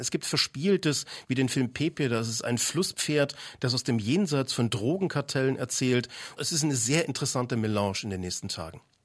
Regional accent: Leipzig, Saxony, Germany; aus meiner Heimatstadt, aus Leipzig

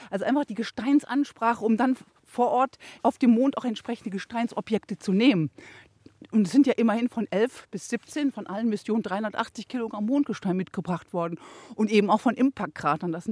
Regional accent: Rhineland, Germany; das macht mich jetzt so ein bisschen stolz als Rheinländer

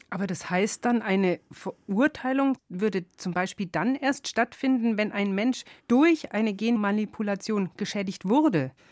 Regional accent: Germany; bei uns in Deutschland

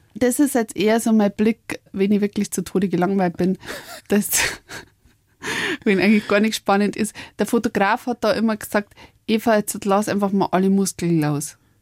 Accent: Upper Palatinate, Bavaria, Germany; accent: Oberpfälzisch; also born or lived in Mexico; auf Deutsch und Bayerisch

